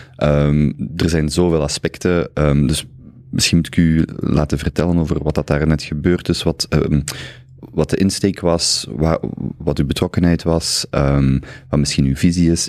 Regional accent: Flanders, Belgium; ook voor mij als Vlaming hangt eh, identiteit heel hard vast aan het Vlaams

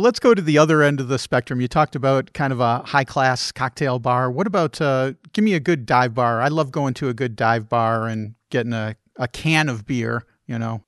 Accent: Chicago, Illinois, United States; I grew up in Chicagoland, and that was what you drank, was old style

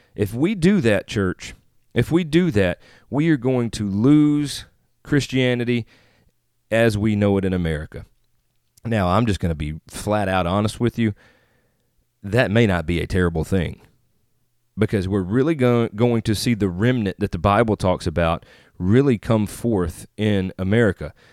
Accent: Northeast Mississippi, United States; also born or lived in Northeast Arkansas; now in Jonesboro, United States; I live in Northeast Arkansas right now, just outside of Jonesboro, Arkansas, but I am originally from Northeast Mississippi.

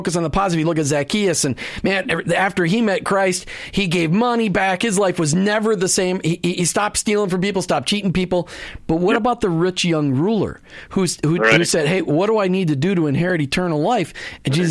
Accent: Minnesota, United States; now in Tampa Bay, United States; growing up in Minnesota

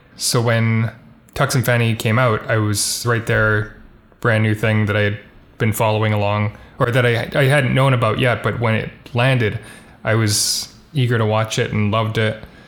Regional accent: Vancouver, British Columbia, Canada; also born or lived in Halifax; my parents moved back here after, like, the first year

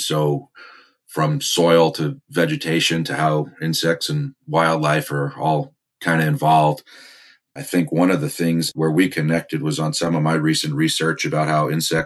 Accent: Manasquan, New Jersey, United States; also born or lived in Delaware / Virginia / Wyoming / Mississippi; I grew up in New Jersey on the Atlantic coast here in Southern Monmouth County, or Manasquan.

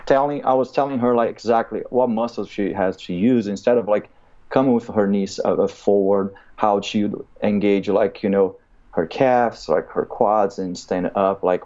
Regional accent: Brazil; now in United States; I grew up in Brazil. I'm an immigrant in America

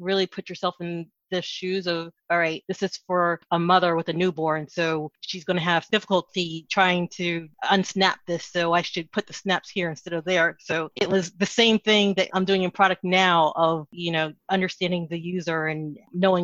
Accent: East Coast, United States; also born or lived in Dallas; now in Washington, D.C., United States; If I was born and raised on the East Coast, I have had the chance to live in several other states

